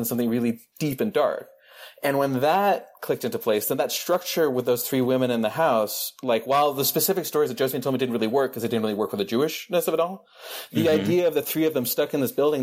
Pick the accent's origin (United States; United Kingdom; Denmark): Denmark; I grew up in the Danish film industry.